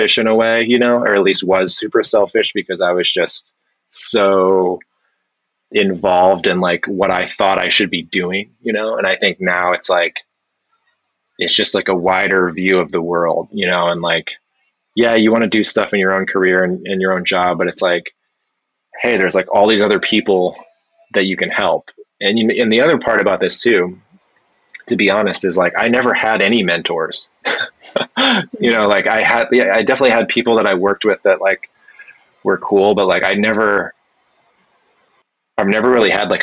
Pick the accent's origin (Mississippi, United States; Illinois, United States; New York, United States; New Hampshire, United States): New Hampshire, United States; moved away as an adult; also born or lived in Philadelphia / Seoul, South Korea; I grew up in New Hampshire